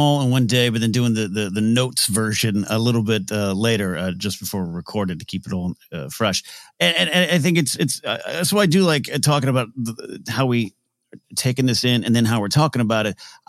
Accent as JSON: {"language": "English", "country": "United States", "tie": "born or raised there", "said": "Joseph and I were raised regionally here in America"}